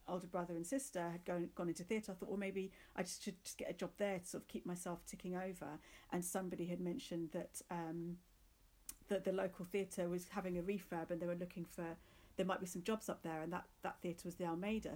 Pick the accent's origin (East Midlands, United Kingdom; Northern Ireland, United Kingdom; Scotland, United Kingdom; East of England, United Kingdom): East of England, United Kingdom; Luton; moved away as an adult; also born or lived in London; we grew up in Luton. When I was came to an age that I could leave, I just wanted to move to London